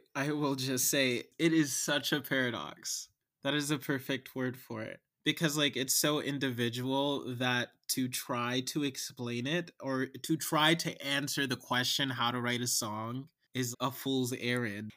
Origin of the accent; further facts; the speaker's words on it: Cincinnati, Ohio, United States; now in Chicago, United States; I am a playwright and lyricist from Cincinnati, Ohio, and I'm based in Chicago now